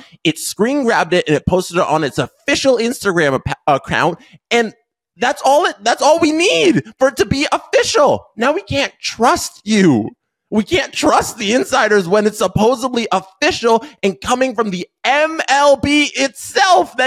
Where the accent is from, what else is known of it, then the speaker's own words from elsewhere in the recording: Canada; up in Canada, we have the OG show